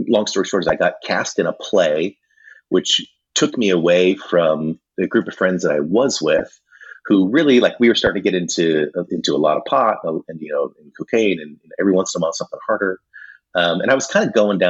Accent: Running Springs, California, United States; I grew up down in Southern California in a mountain town called Running Springs.

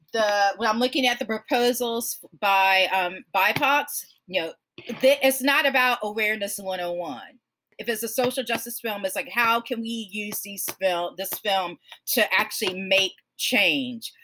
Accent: Georgia, United States; born or raised there

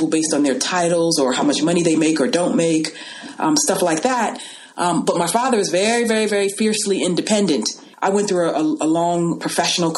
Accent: Los Angeles, California, United States; also born or lived in New York; I was raised in Los Angeles

